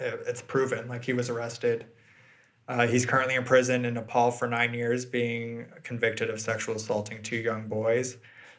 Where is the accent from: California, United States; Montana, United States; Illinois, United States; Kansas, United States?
California, United States; Walnut Creek; This is my hometown